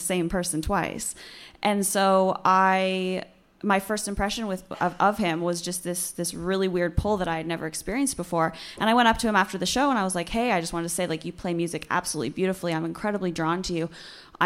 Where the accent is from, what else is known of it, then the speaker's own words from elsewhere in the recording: Vancouver, British Columbia, Canada; I'm from Vancouver